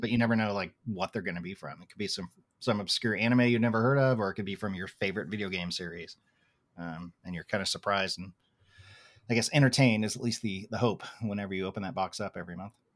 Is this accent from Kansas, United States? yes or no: no; Tulsa, Oklahoma, United States; where I grew up in Tulsa, Oklahoma